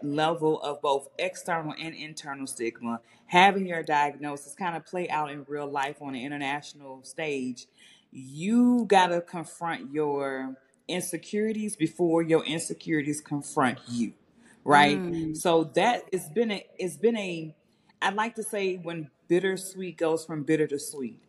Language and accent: English; Memphis, Tennessee, United States; I'm from Memphis, Tennessee, you know, I tell folks, I'm from one generation out the hood